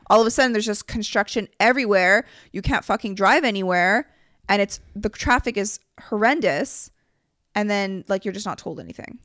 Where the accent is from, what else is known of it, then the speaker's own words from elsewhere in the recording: Canada; we're from Canada